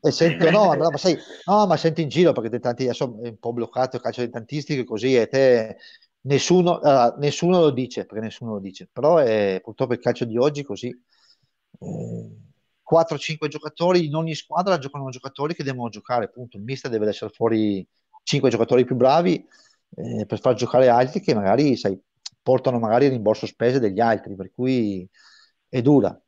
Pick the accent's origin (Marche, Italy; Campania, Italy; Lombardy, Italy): Lombardy, Italy; Brescia; io sono bresciano, mi sento tra parentesi bresciano